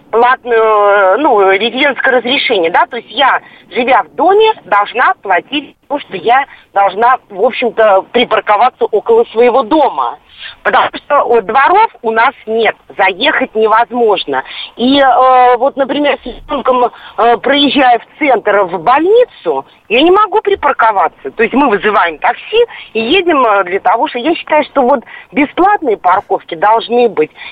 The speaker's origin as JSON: {"language": "Russian", "region": "Moscow", "country": "Russia", "said": "я вот э, я москвичка, я автовладелец, автолюбитель."}